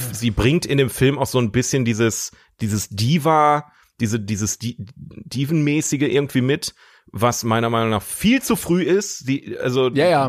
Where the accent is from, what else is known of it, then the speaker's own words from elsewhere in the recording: Ruhr area, North Rhine-Westphalia, Germany; bei uns im Ruhrgebiet